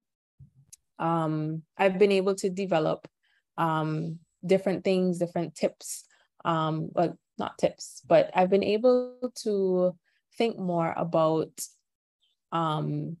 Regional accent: Antigua & Barbuda; I am from Antigua. It's a tiny island in the Caribbean

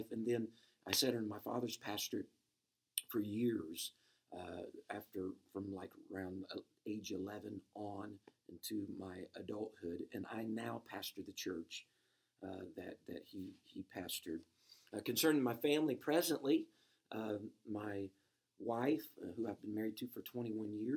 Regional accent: Princeton, Indiana, United States; moved away as an adult; also born or lived in Illinois; I was born in Princeton, Indiana. That was my home and place of residence until my wife and I started to evangelize, and then we moved to Illinois.

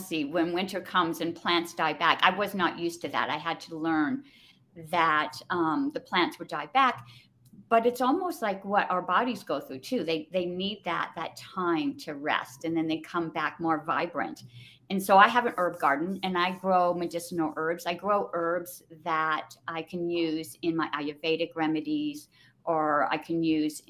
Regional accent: Southern California, United States; moved away as an adult; now in New Mexico, United States; I did live in California, born and raised in Southern California.

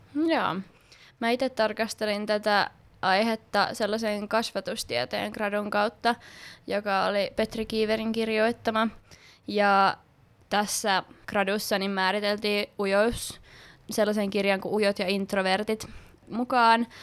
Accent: Kerava, Uusimaa, Finland; also born or lived in Sipoo; Mä muutin Sipoosta Keravalle silloin pienenä, ykkösluokalla heti

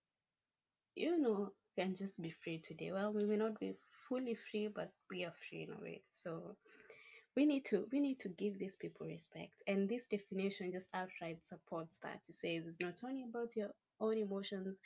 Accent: Kenya; I'm proudly Kenyan

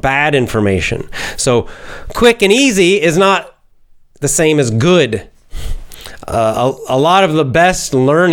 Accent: United States; being an American

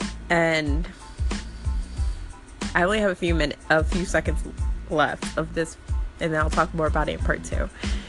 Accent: United States; growing up in America where rap kind of like originated

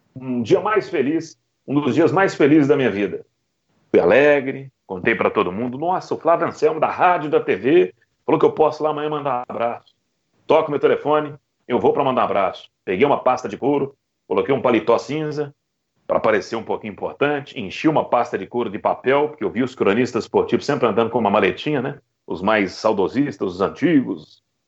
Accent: Belo Horizonte, Minas Gerais, Brazil; moved away as an adult; also born or lived in Rio de Janeiro; now in Goiás, Brazil; Eu sou de Belo Horizonte, nascido mesmo em BH

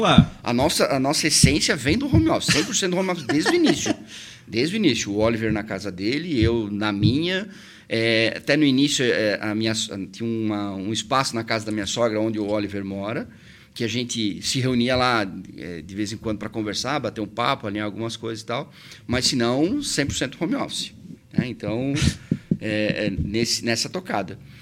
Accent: Presidente Getúlio, Santa Catarina, Brazil; moved away as an adult; now in Blumenau, Brazil; Eu sou natural de Presidente Getúlio, vim para Blumenau justamente para estudar

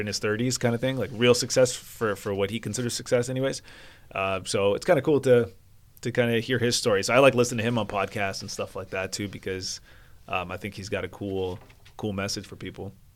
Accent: Vancouver, British Columbia, Canada; I'm from Vancouver

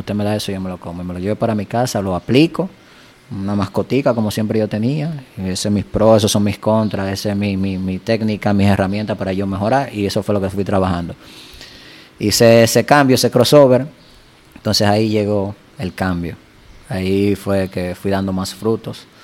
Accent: Dominican Republic; aquí en mi país

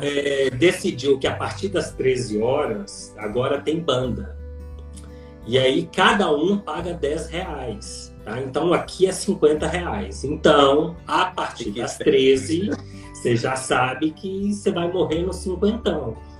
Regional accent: Minas Gerais, Brazil; now in Campinas, Brazil; eu sou mineiro, é, com toda a sistematicidade e pragmatismo do mineiro, mas com uma alma baiana

